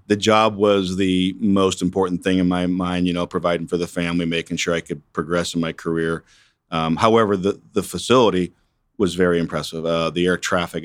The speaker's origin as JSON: {"language": "English", "town": "Erie", "region": "Pennsylvania", "country": "United States", "tie": "born or raised there", "moved": "as an adult", "lives_now": "Wichita, United States", "said": "I grew up in Erie, Pennsylvania, uh, born back in nineteen sixty-four"}